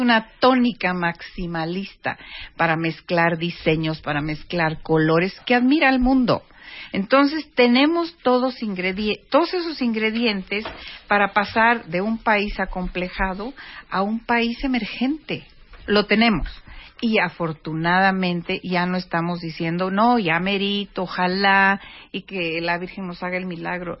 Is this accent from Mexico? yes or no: yes; Mexico; teníamos los mexicanos